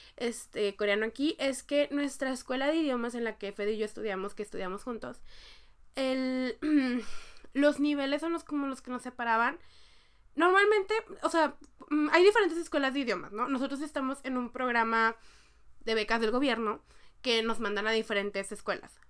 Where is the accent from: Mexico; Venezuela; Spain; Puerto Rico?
Mexico; moved away as an adult; now in South Korea; entré a la prepa, digo a la facultad, que en México estuve en la facultad un año y medio